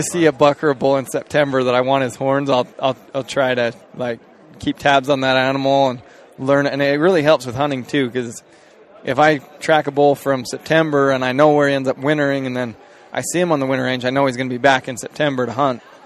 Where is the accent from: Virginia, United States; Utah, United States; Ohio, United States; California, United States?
Utah, United States; Cleveland; I'm from from Cleveland, Utah. So really small town.